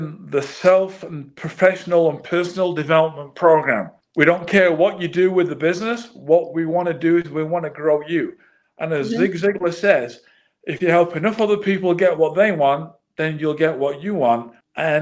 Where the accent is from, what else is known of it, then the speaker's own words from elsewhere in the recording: Manchester, North West England, United Kingdom; moved away; I'm born and raised in Manchester